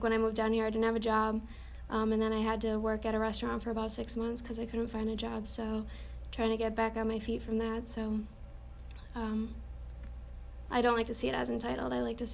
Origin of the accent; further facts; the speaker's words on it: Rhode Island, United States; moved away as an adult; now in Florida, United States; I'm from Rhode Island. I moved down to Florida about a year and a half ago by myself.